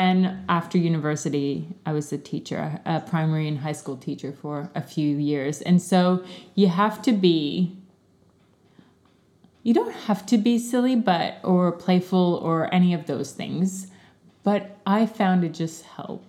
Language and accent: English; Canada; moved away as an adult; I grew up in Canada, did my studies in Canada, and started teaching there